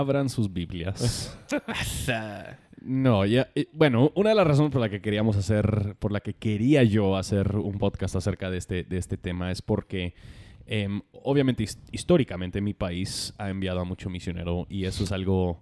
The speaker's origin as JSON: {"language": "Spanish", "country": "United States", "second_language": "Spanish", "moved": "yes", "said": "como gringo creo que puedo decir más"}